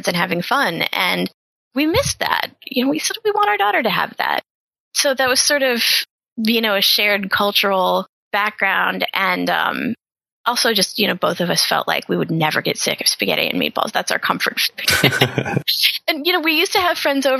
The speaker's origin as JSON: {"language": "English", "town": "Pittsburgh", "region": "Pennsylvania", "country": "United States", "tie": "born or raised there", "also_born_or_lived": "New York", "moved": "as an adult", "lives_now": "Philadelphia, United States", "said": "I'm originally from Pittsburgh. I'm a freelance writer and editor. So, you know, I grew up in a working class suburb"}